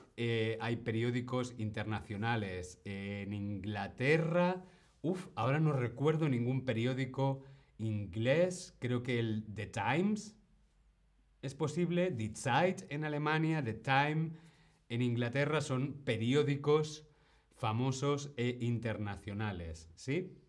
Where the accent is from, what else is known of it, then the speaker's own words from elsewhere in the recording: Spain; como decimos en España